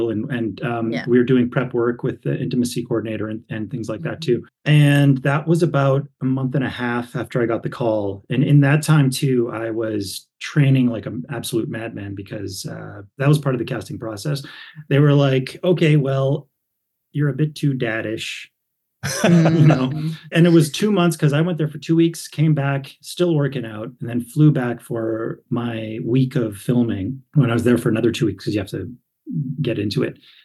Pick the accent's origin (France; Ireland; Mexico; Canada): Canada; Sandy Bay and La Ronge, northern Saskatchewan; also born or lived in Prince Albert, Saskatchewan; My hometown actually is Sandy Bay and LaRange, even further up north, but that's where I went to high school.